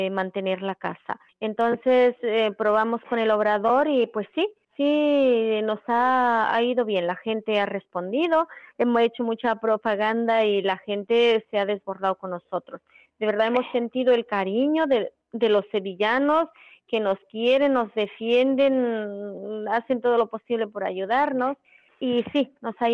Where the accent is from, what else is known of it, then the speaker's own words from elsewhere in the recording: Mexico; nosotros venimos de México, vinimos cuatro